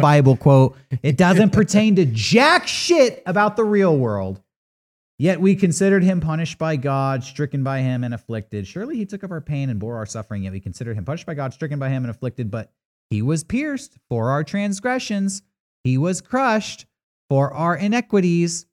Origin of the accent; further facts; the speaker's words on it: San Diego, California, United States; as a kid growing up in San Diego